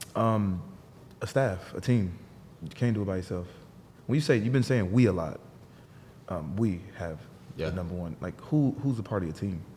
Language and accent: English; New Jersey, United States; I was born in Jersey.